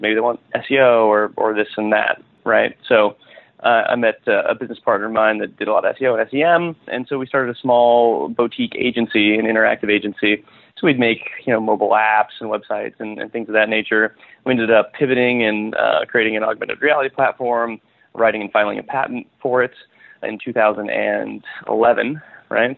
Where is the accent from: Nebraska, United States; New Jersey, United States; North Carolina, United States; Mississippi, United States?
Nebraska, United States; western; moved away as an adult; also born or lived in California; I grew up in western Nebraska on a farm. Uh, moved out to California after high school